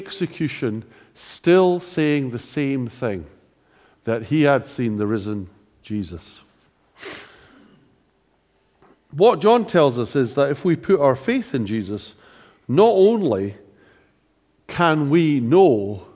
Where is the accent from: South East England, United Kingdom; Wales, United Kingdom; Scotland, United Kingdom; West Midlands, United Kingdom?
Scotland, United Kingdom; being Scottish